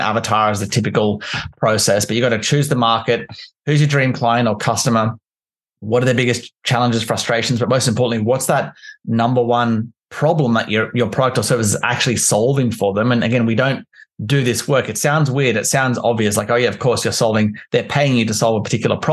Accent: Canberra, Australian Capital Territory, Australia; also born or lived in London; I'm from Canberra in Australia

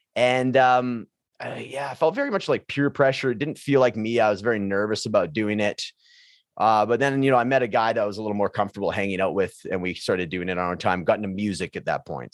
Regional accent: Prince George, British Columbia, Canada; high school where I grew up in Prince George, British Columbia

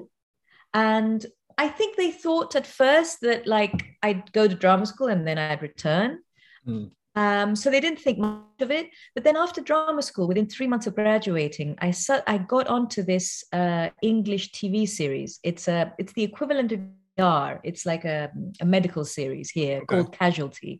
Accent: Cyprus; now in London, United Kingdom; I'm from Cyprus originally

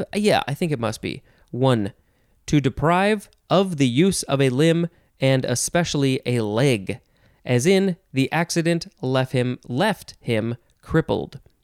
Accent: United States; as an American

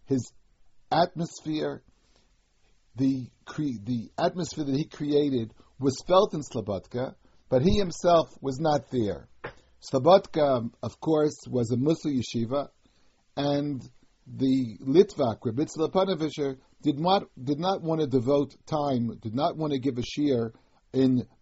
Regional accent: United States; When I was a child growing up in America

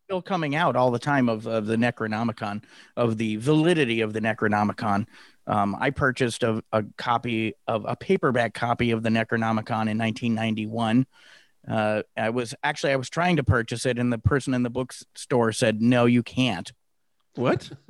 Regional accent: Santa Clara, California, United States; growing up in the Bay Area, uh, Silicon Valley, Santa Clara, California, to be specific

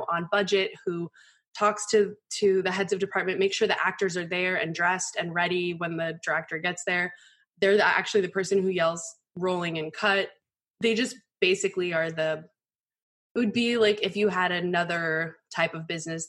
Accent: Colorado, United States; I grew up in Colorado

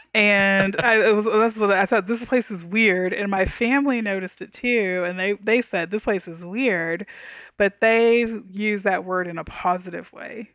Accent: Houston, Texas, United States; also born or lived in Dallas, Texas; now in Tyler, United States; I grew up in Houston, lived in Dallas half my life

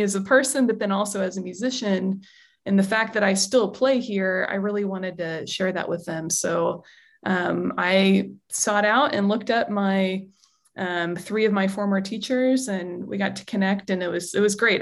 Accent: United States; as an American

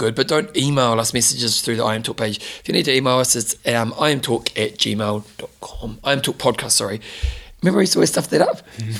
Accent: New Zealand; I'm from New Zealand. I am from New Zealand.

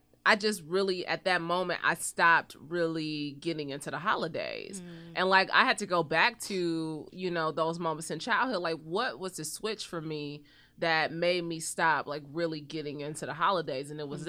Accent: Cleveland, Ohio, United States; But even growing up in Cleveland, we did loaves and fishes every oh, cool. at our church.

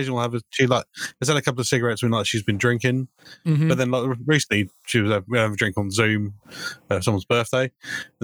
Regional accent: England, United Kingdom; As an Englishman in England

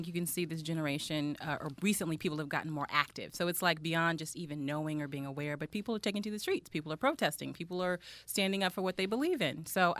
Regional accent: Bay Area, California, United States; And I'm from the Bay Area

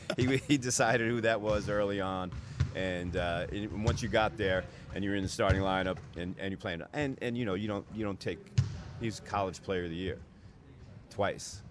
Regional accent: New Jersey, United States; growing up in New Jersey, um, close to New York City.

